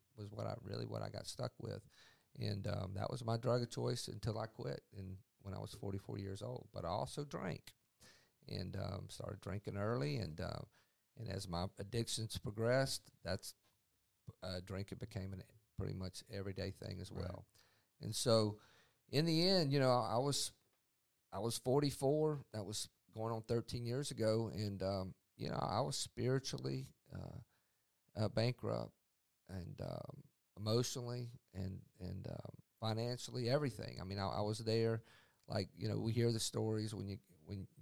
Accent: Mississippi Gulf Coast, United States; also born or lived in Yazoo City, Mississippi; I grew up here in Mississippi. I grew up on the Mississippi Gulf Coast

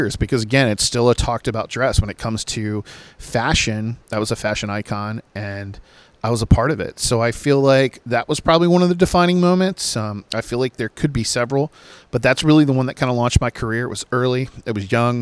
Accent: Virginia Beach, Virginia, United States; I'm from Virginia Beach and Virginia, which is Chesapeake and Portsmouth. And that's where a lot of artists grew up at my time, like … and …. My good friend …, …, we all kind of grew up in the same areas

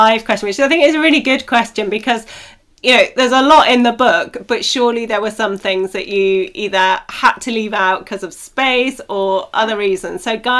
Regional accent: Peak District, East Midlands, United Kingdom; I grew up in the Peak District

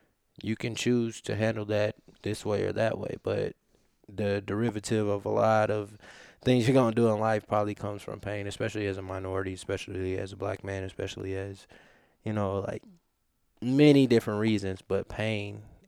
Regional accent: Topeka, Kansas, United States; born there; I was born in Topeka, Kansas.

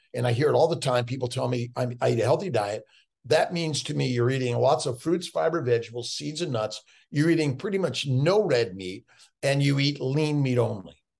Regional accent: Los Angeles, California, United States; born and raised in Los Angeles, I was a street kid

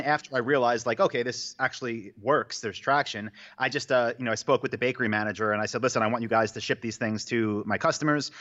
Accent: New York, United States; moved away as an adult; also born or lived in Asia; now in Austin, United States; I'm from New York

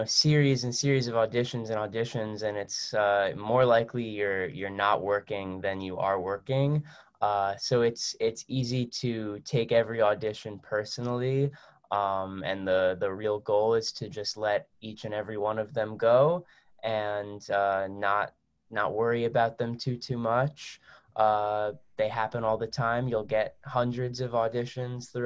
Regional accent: New Jersey, United States; I was born and raised in New Jersey

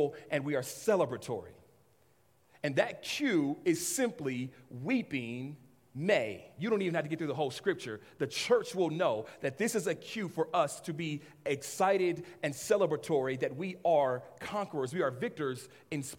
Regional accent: Los Angeles, California, United States; I grew up in Los Angeles area

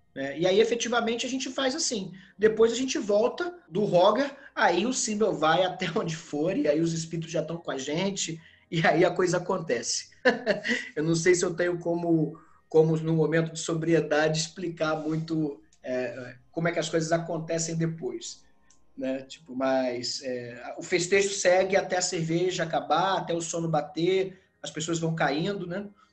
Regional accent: Brazil; nós somos brasileiros

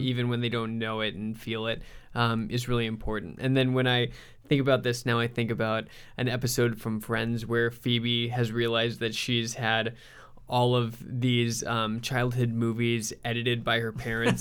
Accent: Southern California, United States; moved away; also born or lived in Minnesota; growing up in Southern California

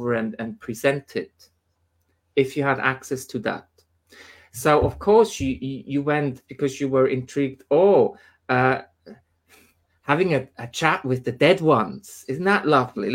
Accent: Switzerland; moved away as an adult; now in United Kingdom; where I came from Switzerland, I mean, it's 10 years ago now

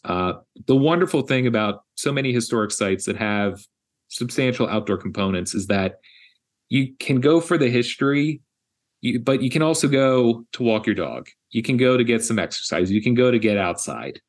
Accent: Philadelphia, Pennsylvania, United States; moved away; my hometown of Philadelphia

